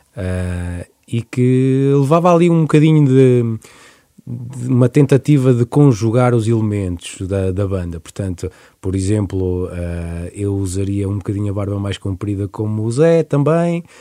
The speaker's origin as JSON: {"language": "Portuguese", "town": "Coimbra", "region": "Centro", "country": "Portugal", "said": "Nós somos de Coimbra."}